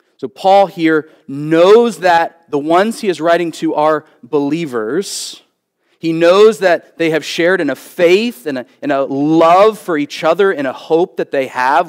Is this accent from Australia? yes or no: no; Philadelphia, Pennsylvania, United States; moved away; growing up on the East Coast. Um, and, uh, be living in, uh, Philadelphia